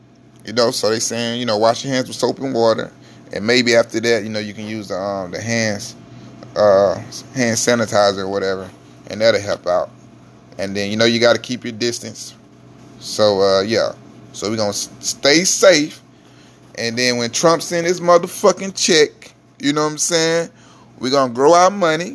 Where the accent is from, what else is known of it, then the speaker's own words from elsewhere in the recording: Mississippi, United States; now in Houston, United States; I'm originally from Mississippi